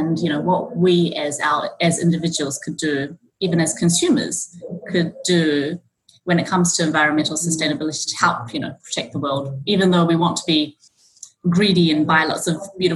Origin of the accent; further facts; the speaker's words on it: New Zealand; moved away as an adult; also born or lived in Auckland; now in Japan; I was born and brought up in New Zealand, and I've been in Japan now for 17 years